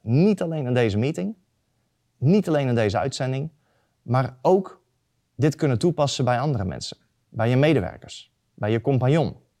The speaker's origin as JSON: {"language": "Dutch", "area": "near Eindhoven", "region": "North Brabant", "country": "Netherlands", "said": "ik kom uit de buurt van Eindhoven"}